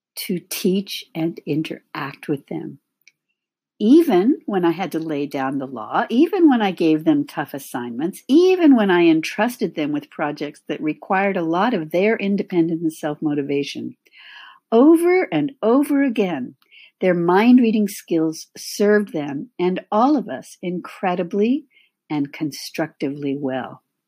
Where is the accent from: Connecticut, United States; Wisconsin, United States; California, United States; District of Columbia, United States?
California, United States; moved away as an adult; also born or lived in San Francisco Bay Area / Los Angeles / Midwest; I was born and raised in California